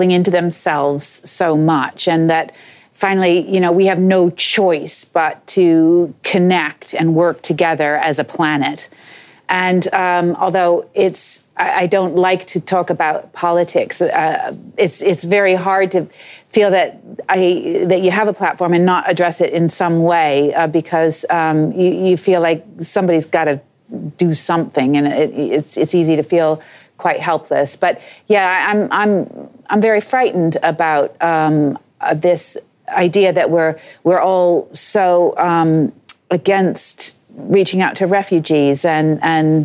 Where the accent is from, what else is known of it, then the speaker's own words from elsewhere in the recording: United States; moved away as an adult; now in England; I'm American